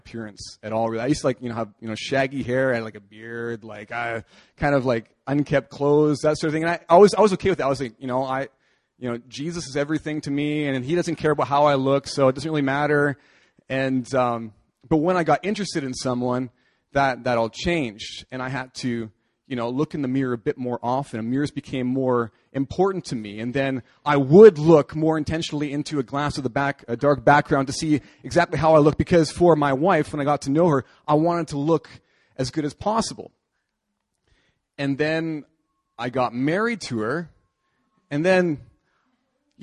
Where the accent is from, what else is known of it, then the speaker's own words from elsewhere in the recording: Canada; moved away as an adult; now in South Korea; I'm going back to my home country. I'm from Canada